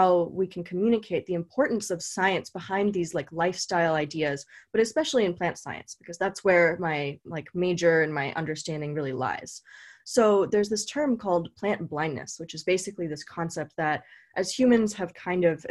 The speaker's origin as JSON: {"language": "English", "region": "California", "country": "United States", "tie": "born or raised there", "said": "I was born in California and I went to UC Davis."}